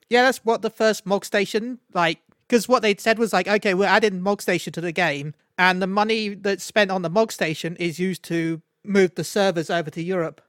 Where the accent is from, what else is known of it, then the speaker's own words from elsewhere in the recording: London, United Kingdom; I was born in London